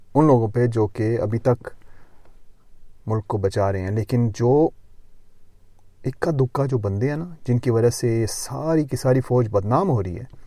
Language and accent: Urdu; Lahore, Punjab, Pakistan; moved away; also born or lived in Gujrat; جب میں پاکستان میں تھا میں لاہور میں پیدا ہوا تھا کچھ عرصہ لاہور میں رہا کچھ عرصہ گجرات میں رہا